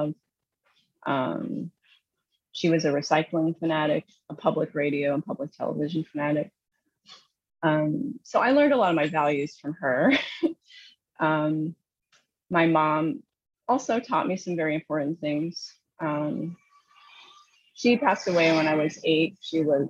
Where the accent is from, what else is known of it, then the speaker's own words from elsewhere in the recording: Southern Indiana, United States; now in New Jersey, United States; I grew up in Southern Indiana